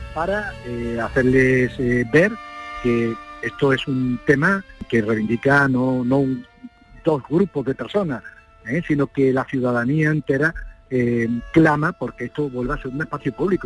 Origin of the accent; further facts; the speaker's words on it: Granada, Andalusia, Spain; como granadino. Los granadinos sentimos a San Juan de Dios como algo propio